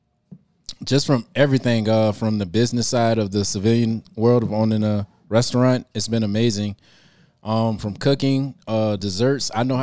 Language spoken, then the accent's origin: English; Florida, United States; moved away; I wanted to take it back home to Florida. I wanted to represent for Florida for the Jamaicans